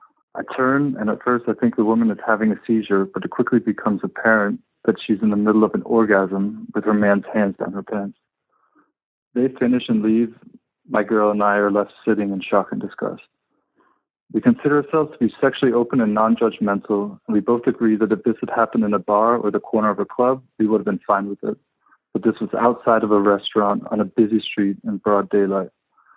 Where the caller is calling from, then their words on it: Berlin, Germany; Hi, Dan. I'm calling from Berlin, hoping to hear your thoughts on something my girlfriend and I experienced last week.